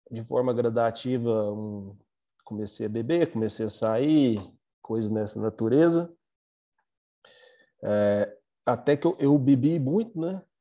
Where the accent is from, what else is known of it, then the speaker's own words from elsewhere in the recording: Uberlândia, Minas Gerais, Brazil; sou da cidade de Uberlândia, Minas Gerais